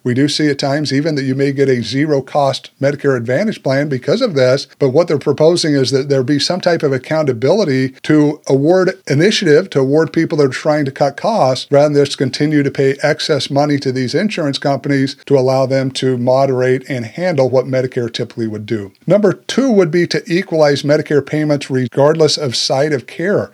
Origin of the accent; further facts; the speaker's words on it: United States; us as Americans